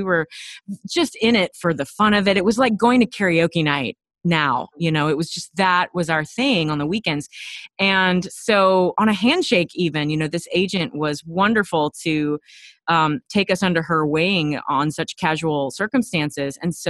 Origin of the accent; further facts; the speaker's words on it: Texas, United States; And it turned into a pageant situation when I was 7, because we're from Texas, and I asked her, Mommy, how do I get a crown like Miss Texas?